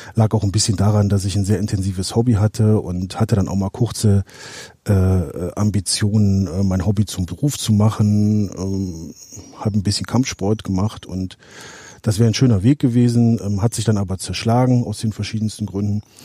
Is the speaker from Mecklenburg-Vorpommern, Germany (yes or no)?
no; Alsdorf, North Rhine-Westphalia, Germany; also born or lived in Herzogenrath; ich komme hier aus dem Raum Aachen, ursprünglich aus äh, Alsdorf